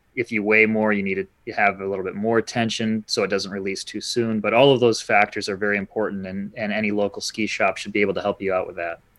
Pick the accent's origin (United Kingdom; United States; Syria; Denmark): United States; Holland, Michigan; moved away as an adult; also born or lived in Marquette, Michigan; now in Petoskey, United States; I grew up in Holland, Michigan